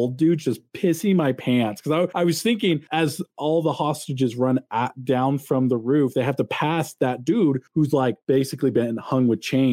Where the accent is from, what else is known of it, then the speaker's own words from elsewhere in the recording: California, United States; being a Californian